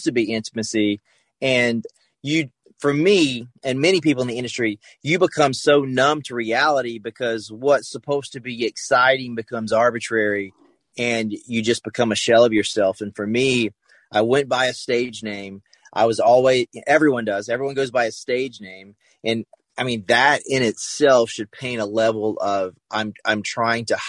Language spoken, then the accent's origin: English; the South, United States; I grew up in the South